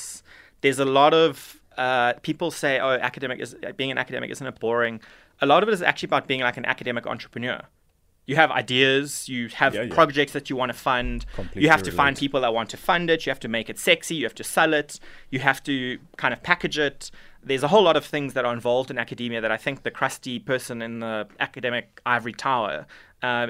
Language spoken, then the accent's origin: English; Durban, KwaZulu-Natal, South Africa; I was born in Durban. I went to DPHS and then went to DHS and went to UKZN for my undergrad